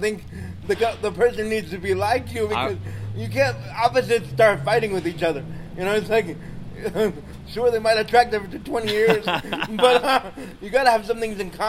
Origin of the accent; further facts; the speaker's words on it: New York, United States; moved away; I'm from back east, too. I was born in New York.